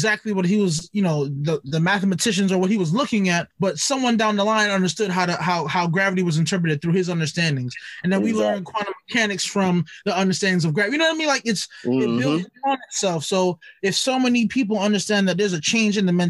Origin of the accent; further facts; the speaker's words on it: New York City, New York, United States; growing up in Brooklyn